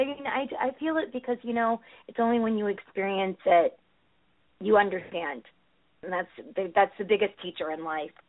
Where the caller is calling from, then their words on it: Connecticut, United States; Hey, hi, this is Amy from Connecticut.